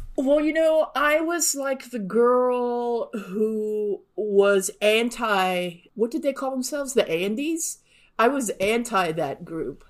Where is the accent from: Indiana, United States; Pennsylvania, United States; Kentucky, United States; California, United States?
California, United States; Southern; now in Texas, United States; I grew up in Southern California, so again, n, not inclement weather very much